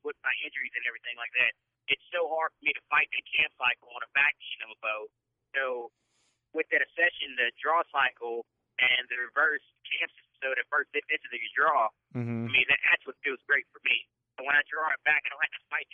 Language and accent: English; Louisiana, United States; I'm from Louisiana